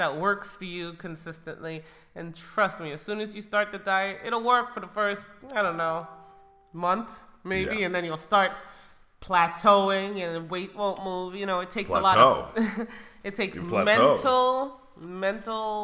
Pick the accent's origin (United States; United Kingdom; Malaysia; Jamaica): Jamaica; moved away; I grew up in Jamaica